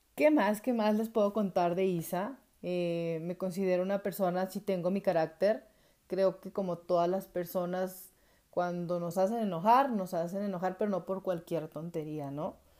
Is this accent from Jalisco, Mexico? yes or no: yes; Atengo, Jalisco, Mexico; moved away as an adult; now in Guadalajara, Mexico; nací aquí en Guadalajara, pero viví mayor tiempo en Atengo, Jalisco y luego retorné hace como ocho años nuevamente aquí a Guadalajara.